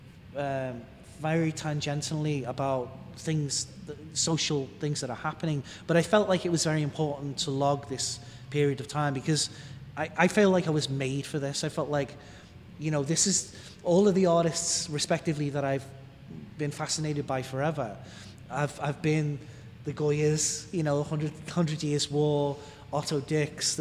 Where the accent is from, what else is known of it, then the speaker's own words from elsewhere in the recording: Liverpool, North West England, United Kingdom; now in United States; my hometown of Toxteth in Liverpool